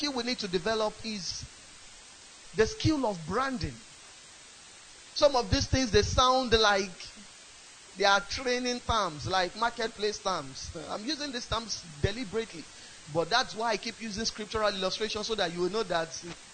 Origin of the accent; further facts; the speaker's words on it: Ibadan, Oyo, Nigeria; I grew up in Ibadan.